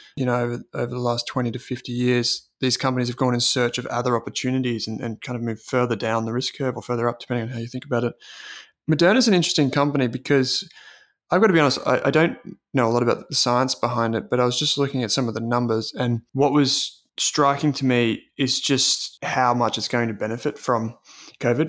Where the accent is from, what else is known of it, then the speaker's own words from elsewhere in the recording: Australia; as Australian investors